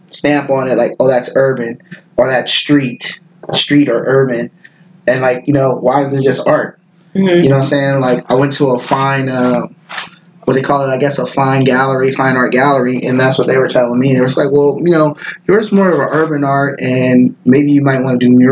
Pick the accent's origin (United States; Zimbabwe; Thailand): United States; the West; I grew up in the West and I was more like I love big.